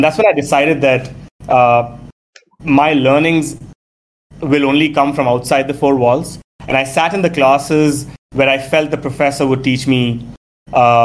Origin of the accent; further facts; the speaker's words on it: Delhi, India; I'm a Tamilian by birth, but was born and raised in Delhi